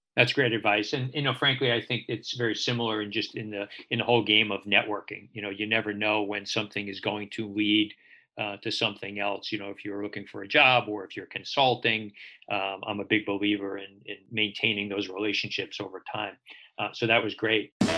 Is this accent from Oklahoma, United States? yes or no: no; New York City, New York, United States; I grew up in Brooklyn